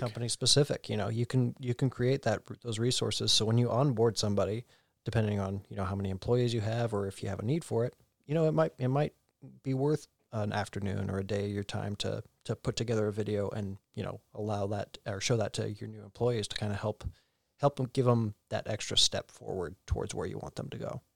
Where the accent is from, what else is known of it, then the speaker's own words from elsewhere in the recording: Oregon, United States; born and raised in Oregon